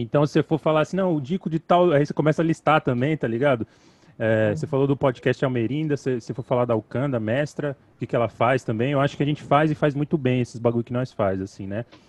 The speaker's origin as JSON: {"language": "Portuguese", "region": "São Paulo", "country": "Brazil", "tie": "born or raised there", "said": "localizado no Capão Redondo, Coab Adventista, local onde eu nasci e resido até hoje"}